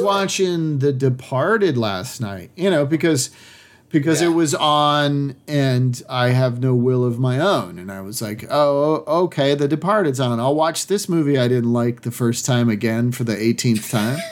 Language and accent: English; Massachusetts, United States; I'm from Massachusetts